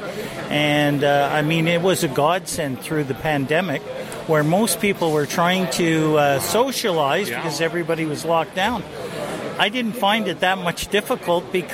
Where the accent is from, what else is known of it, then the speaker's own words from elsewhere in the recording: Little Current, Ontario, Canada; I come from Ontario, a place called Manitoulin Island, right at the top of Lake Huron in Georgian Bay